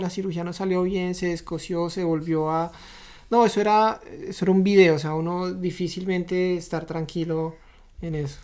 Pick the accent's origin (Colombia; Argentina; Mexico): Colombia; moved away as an adult; now in Canada; Nosotros ahora vivimos en Canadá, somos de Colombia